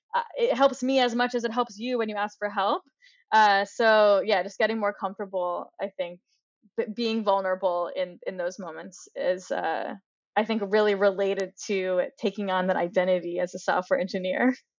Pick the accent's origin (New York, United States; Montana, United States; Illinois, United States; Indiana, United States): New York, United States; moved away as an adult; now in Boulder, United States; I grew up in New York, access to, you know, some of the best art museums in the world